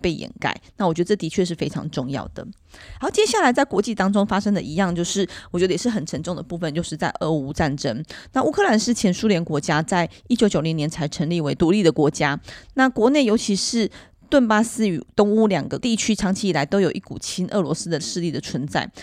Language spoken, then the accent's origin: Chinese; Taiwan; 我们台湾人